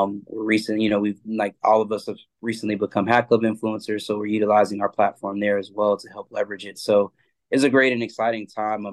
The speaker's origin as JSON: {"language": "English", "town": "Atlanta", "region": "Georgia", "country": "United States", "tie": "born or raised there", "said": "I'm from Atlanta originally"}